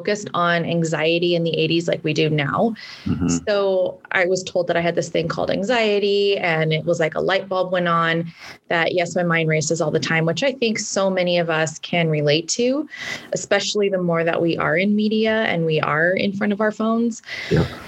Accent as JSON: {"language": "English", "region": "California", "country": "United States", "said": "I'm from California"}